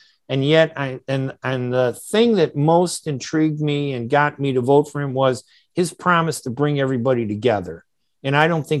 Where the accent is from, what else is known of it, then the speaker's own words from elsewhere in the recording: United States; as an American, I remember I turned 18, I registered to vote